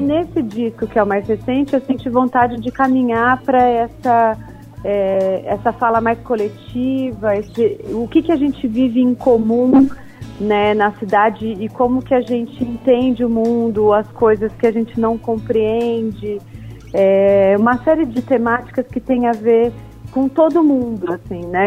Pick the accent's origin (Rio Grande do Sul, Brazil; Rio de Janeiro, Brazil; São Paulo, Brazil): São Paulo, Brazil; Ribeirão Preto; now in São Paulo, Brazil; Eu sou de Ribeirão Preto, que é uma cidade do interior de São Paulo